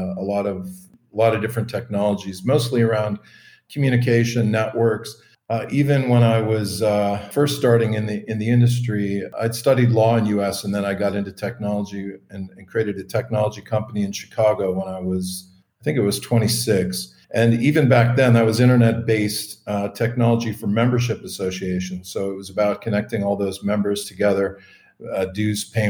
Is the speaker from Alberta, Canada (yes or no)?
yes; Calgary, Alberta, Canada; I'm originally from Calgary, Alberta in Canada.